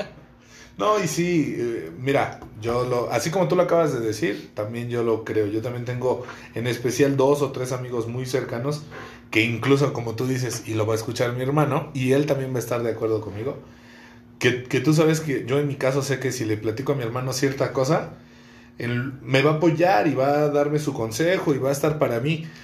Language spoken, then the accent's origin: Spanish; Ecatepec, State of Mexico, Mexico; Yo crecí en Ecatepec, ahorita estamos en Ecatepec